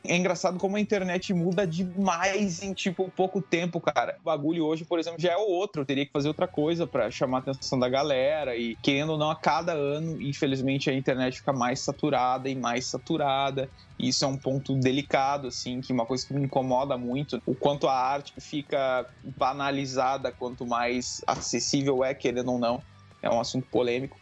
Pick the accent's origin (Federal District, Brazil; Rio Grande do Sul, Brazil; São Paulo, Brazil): Rio Grande do Sul, Brazil; Bagé; Nasci em Bagé, no Rio Grande do Sul, tenho 20 anos hoje em dia